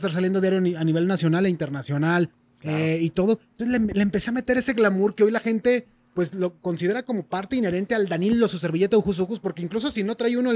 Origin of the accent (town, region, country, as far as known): Durango, Mexico